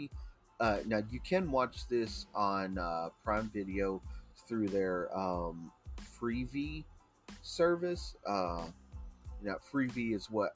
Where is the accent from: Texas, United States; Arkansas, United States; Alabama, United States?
Texas, United States; my home state of Texas